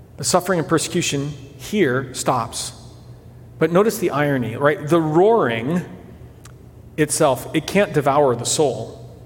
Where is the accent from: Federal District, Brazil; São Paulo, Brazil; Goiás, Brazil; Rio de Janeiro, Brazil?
São Paulo, Brazil; moved away; As a kid growing up in Brazil